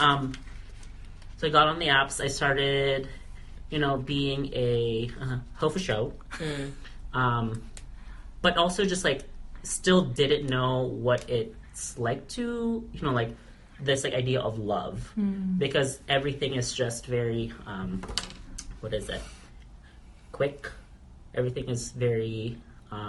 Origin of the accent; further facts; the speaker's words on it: Kodiak, Alaska, United States; moved away as an adult; I left Kodiak, so that's my hometown, small hometown